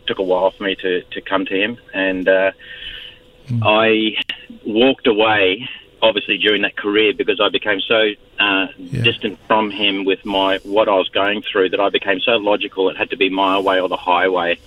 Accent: Australia; also born or lived in Fiji / United States; I'm Australian

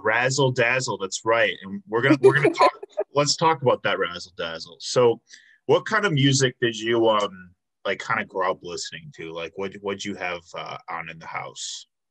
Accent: outside of Chicago, Illinois, United States; moved away as an adult; now in Milwaukee, United States; I grew up outside of Chicago, but um, I've been in Milwaukee for like seven years

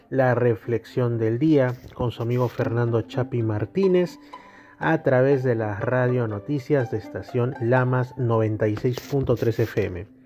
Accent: Peru; nosotros hablamos que somos peruanos, que vivimos en Perú

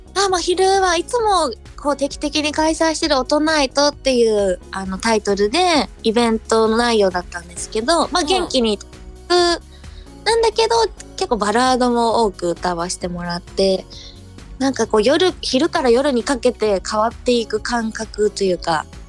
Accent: Chiba, Japan; also born or lived in Fukuoka; 私は福岡生まれの千葉育ちなので

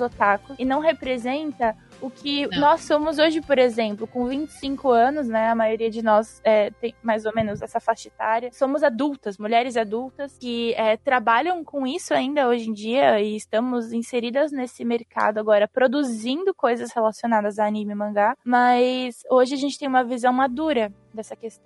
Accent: Brazil; a gente, como brasileiro

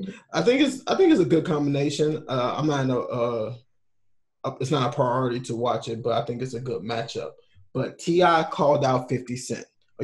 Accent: the South, United States; But also, I don't know because we're from the South, so somebody from New York can say something completely different

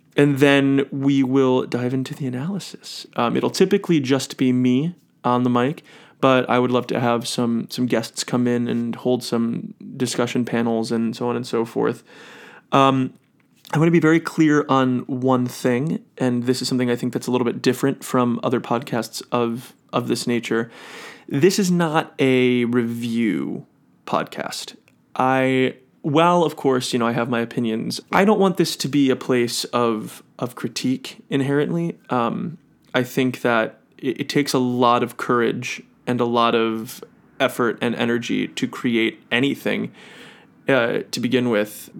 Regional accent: Cleveland, Ohio, United States; now in New York City, United States; I'm originally from Cleveland, Ohio.

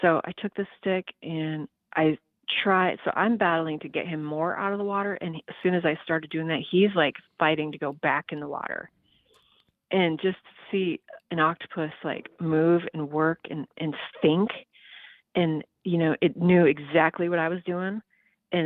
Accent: Midwest, United States; I'm from the Midwest

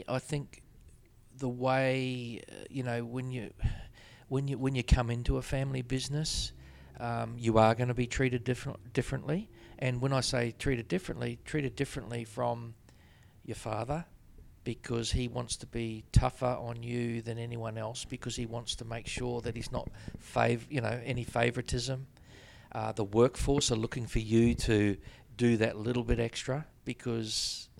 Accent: New Zealand; Growing up in New Zealand, what there was no other sport.

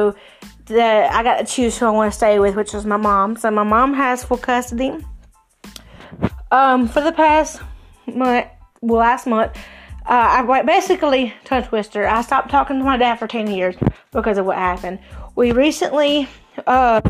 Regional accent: Cowpens, South Carolina, United States; also born or lived in Spartanburg, South Carolina / Pacolet, South Carolina; originally came from Spartanburg to Cowpens and then to Packlet

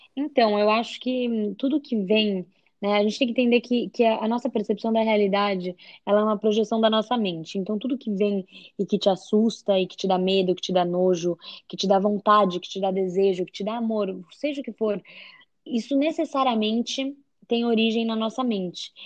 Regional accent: São Paulo, Brazil; moved away as an adult; now in Hawaii, United States; eu sou de São Paulo, do Brasil, mas já faz dois anos que eu moro aqui no Havaí.

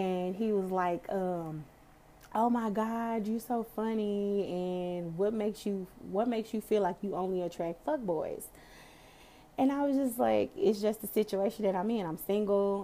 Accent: Dallas, Texas, United States; I'm from Dallas. I'm from Texas

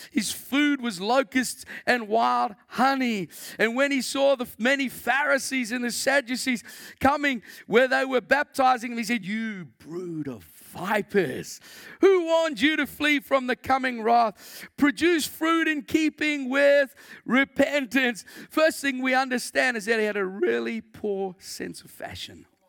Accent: South Africa; moved away; I came from South Africa originally

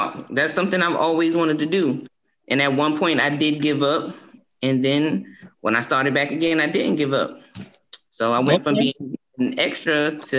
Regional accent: Cross, South Carolina, United States; I'm from Cross. That's okay. A little small town out here.

